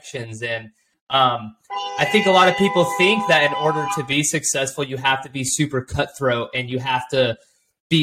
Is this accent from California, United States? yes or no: yes; Orange County, California, United States; moved away; I'm from Orange County